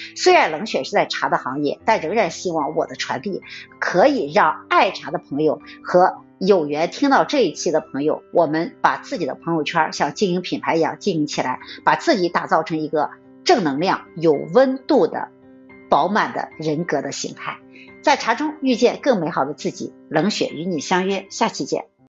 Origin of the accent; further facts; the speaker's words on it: China; 我们中国人古老的、传统的一种文化的规制